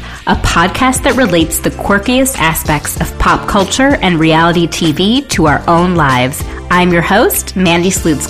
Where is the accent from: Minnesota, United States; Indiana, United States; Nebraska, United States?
Minnesota, United States; I'm from Minnesota too.